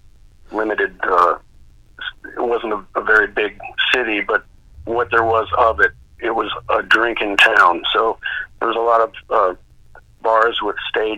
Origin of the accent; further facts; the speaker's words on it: Duluth, Minnesota, United States; I was from Duluth, Minnesota.